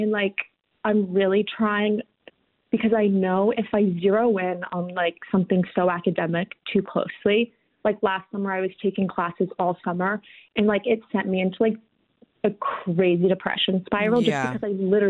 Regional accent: Palo Alto, California, United States; now in New Orleans, United States; So right now I'm from Palo Alto originally.

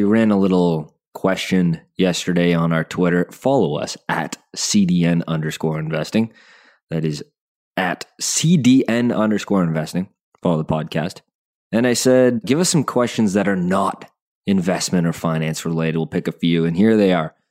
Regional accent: Calgary, Alberta, Canada; I was born in Calgary

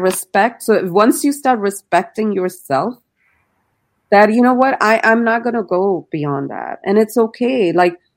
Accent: India; I grew up in India

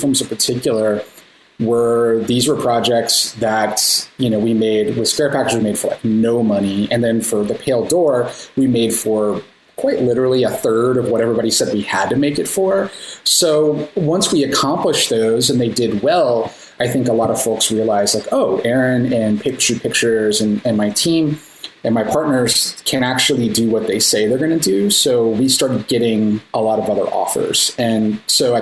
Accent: Austin, Texas, United States; we're both from the Austin area

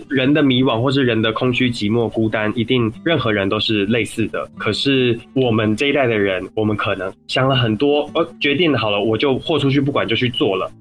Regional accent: Changhua County, Taiwan; 我本身是彰化人，然后彰化的台语跟宜兰的台语其实不太一样

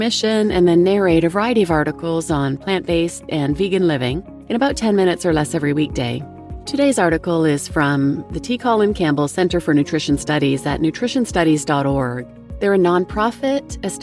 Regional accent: Turkey; moved away; I also spend a lot of time in my home country of Turkey

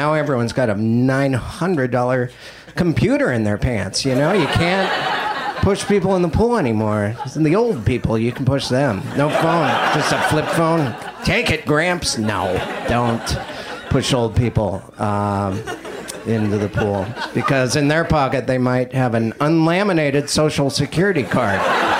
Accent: Montana, United States; Yeah, I was raised and bred in Montana. And as a child, I ate nothing but raisin bread.

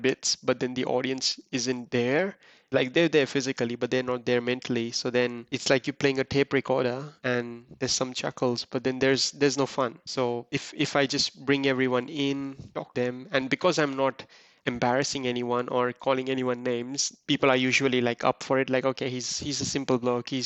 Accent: Mumbai, Maharashtra, India; now in Perth, Australia; I'm an outsider. I'm from Mumbai

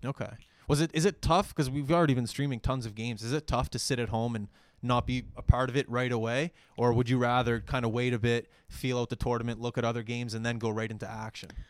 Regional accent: Halifax, Nova Scotia, Canada; I'm from Halifax.

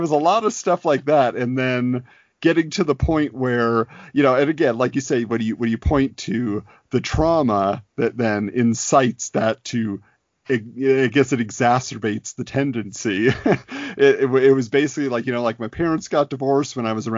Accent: Southern California, United States; I was growing up in Southern California. So that was my base of operations from birth until college.

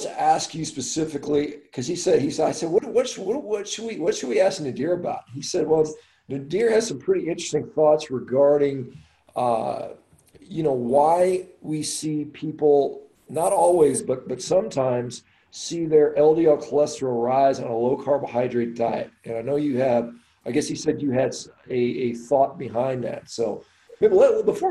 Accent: Lake Jackson, Texas, United States; moved away; also born or lived in Galveston; I grew up in Lake Jackson, Texas, which isn't too far.

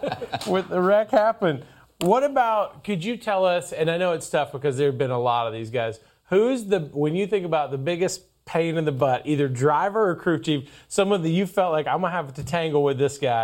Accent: Georgia, United States; my home state of Georgia.

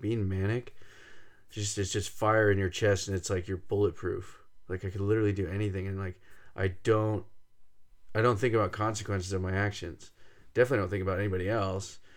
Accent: Fresno, California, United States; We grew up in Fresno, right in the middle of San Joaquin Valley.

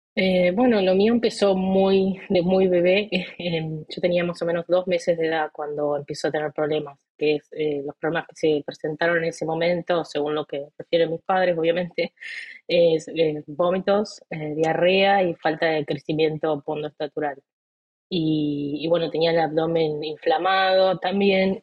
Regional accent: Colón, Entre Ríos, Argentina; moved away as an adult; now in United States; yo vengo de Argentina. Nací en una ciudad llamada Colón, en la provincia de Entre Ríos.

